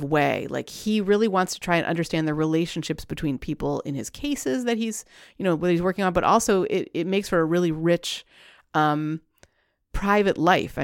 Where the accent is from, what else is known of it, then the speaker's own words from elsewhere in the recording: Montreal, Quebec, Canada; moved away; I'm from Montreal, the city of Montreal. And we used to drive through the eastern townships all the time.